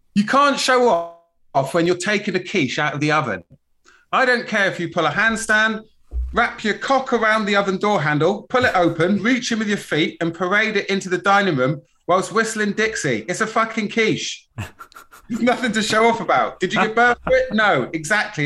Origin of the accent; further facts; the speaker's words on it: Plymouth, South West England, United Kingdom; I grew up in Plymouth, you know, it's a bit salty down there